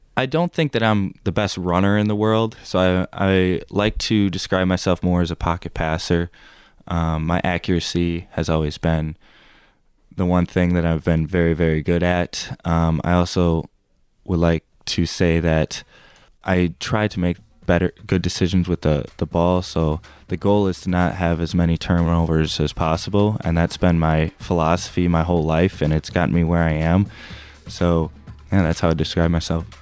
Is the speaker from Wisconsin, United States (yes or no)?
yes; Green Bay, Wisconsin, United States; moved away as an adult; now in Hillsdale, United States; I am from Green Bay, Wisconsin, so about six and a half, seven hours away from here